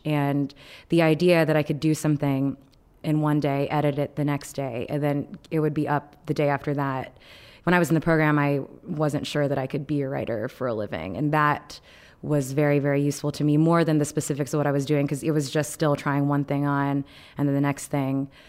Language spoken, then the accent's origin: English; Texas, United States; I grew up in Texas, um, in a ninety-eight percent white